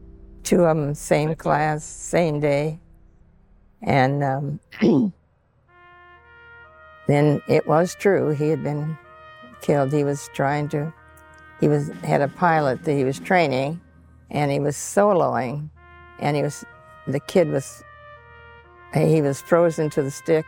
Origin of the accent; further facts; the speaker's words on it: Monticello, Indiana, United States; moved away as an adult; also born or lived in Pittsburg, Indiana; I was born in Pittsburgh, Indiana, on a 240-acre farm. And we lived there until I was about six. And then we moved to Monticello. And I lived in Monticello until I went into the service. Monticello, Indiana.